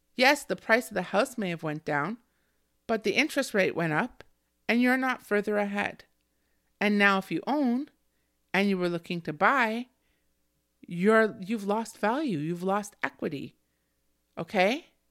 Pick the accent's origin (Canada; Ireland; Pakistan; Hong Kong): Canada; me as a Canadian